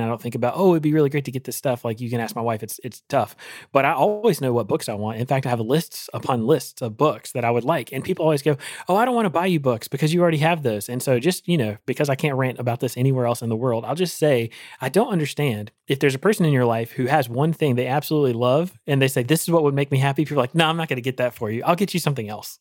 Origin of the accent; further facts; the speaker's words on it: Eastern North Carolina, United States; I grew up in Eastern North Carolina